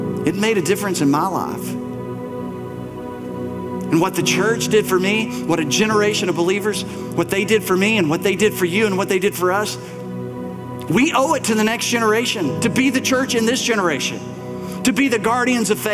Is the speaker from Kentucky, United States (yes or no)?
yes; Bell County, Kentucky, United States; the church that I grew up in Bell County, little brick church, white steeple, about 100, 120 people, my whole childhood